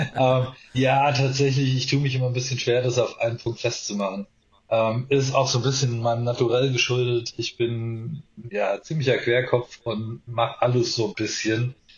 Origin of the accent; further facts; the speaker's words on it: Mannheim, Baden-Württemberg, Germany; also born or lived in Palatinate, Rhineland-Palatinate; Ich bin in Mannheim geboren, äh, ist Kurpfalz